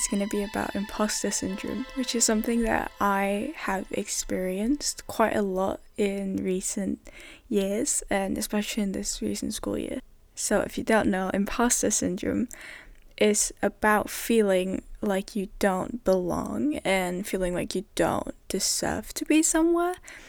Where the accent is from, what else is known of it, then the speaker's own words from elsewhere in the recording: Denmark; first language Danish; English is a second language; I came from a system where everything was in Danish, everything was in my mother tongue. I had never ever been taught in English ever.